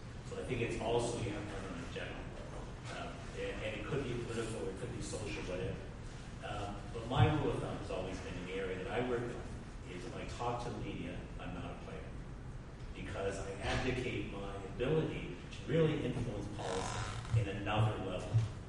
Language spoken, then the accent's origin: English; York, Yorkshire and the Humber, United Kingdom; from York.